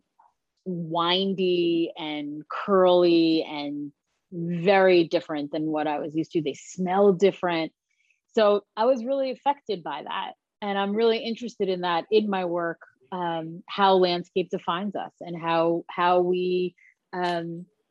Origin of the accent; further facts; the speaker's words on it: Long Island, New York, United States; I grew up in Long Island